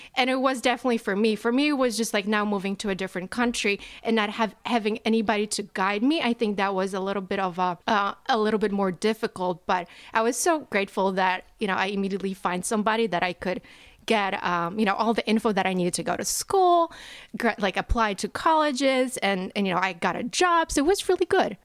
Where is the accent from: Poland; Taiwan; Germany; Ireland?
Poland; moved away as an adult; now in New Jersey, United States; I am originally from Poland. And now I live in New Jersey.